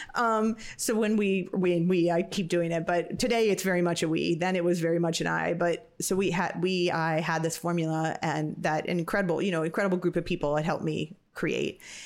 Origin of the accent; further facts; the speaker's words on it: Napa, California, United States; I was lucky to get to grow up in in Napa. Napa Valley